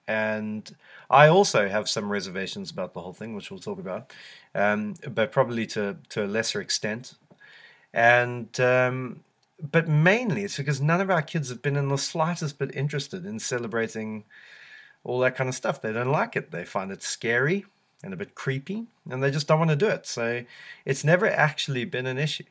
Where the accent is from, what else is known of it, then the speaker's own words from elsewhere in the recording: South Africa; now in United Kingdom; growing up in South Africa